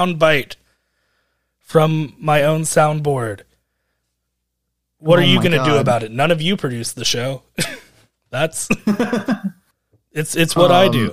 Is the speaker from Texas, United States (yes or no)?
yes; Houston, Texas, United States; my childhood growing up in Houston, Texas.